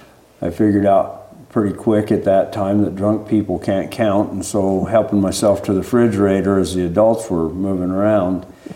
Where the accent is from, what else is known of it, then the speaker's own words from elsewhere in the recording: Burley, Idaho, United States; I'm a 1960 model. I was born here in Burley, raised around this area for most of my life. I lived off and on in the state of Idaho, but a large portion of my life has been right in this area.